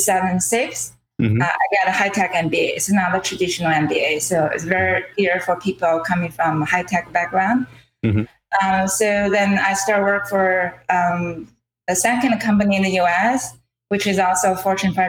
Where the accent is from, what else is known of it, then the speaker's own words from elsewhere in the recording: China; English is a second language; moved away as an adult; now in Cambridge, United States; I'm an immigrant from China. I moved to US about 21 years ago